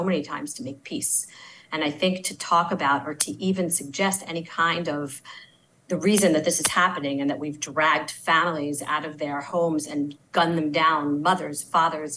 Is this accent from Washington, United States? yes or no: no; Baltimore, Maryland, United States; moved away as an adult; also born or lived in Tel Aviv, Israel; now in Israel; I'm actually from Baltimore, Maryland. I grew up close by to where all of you are. And I moved here about 20 years ago